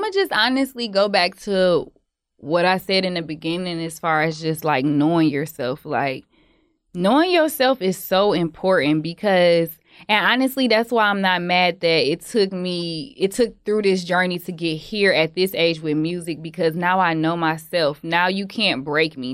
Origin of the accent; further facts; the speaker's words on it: Detroit, Michigan, United States; I'm from Detroit